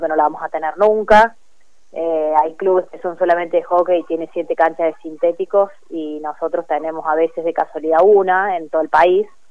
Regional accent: Córdoba, Argentina; moved away as an adult; now in Río Cuarto, Argentina; yo me crié en Córdoba y los últimos seis años había estado un poco más lejos

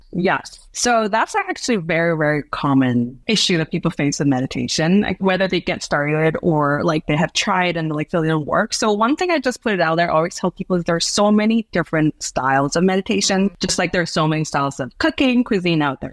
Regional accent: Hong Kong; moved away as an adult; now in Chiang Rai, Thailand; I grew up in Hong Kong

